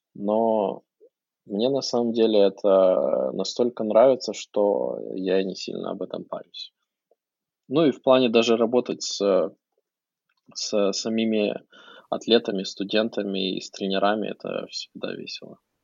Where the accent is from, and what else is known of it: Ukraine; now in United States